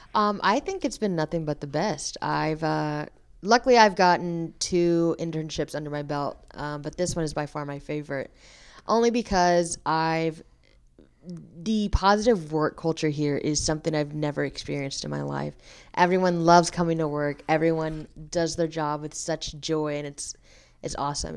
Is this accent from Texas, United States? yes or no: yes; Dallas, Texas, United States; moved away as an adult; now in Nacogdoches, United States; I'm originally from Dallas, Texas, so I'll be moving back after graduation